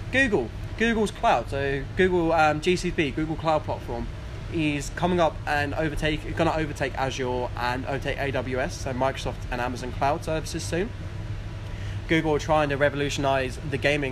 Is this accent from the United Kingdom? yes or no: yes; Manningtree, East of England, United Kingdom; Manningtree. Shout out to my hometown.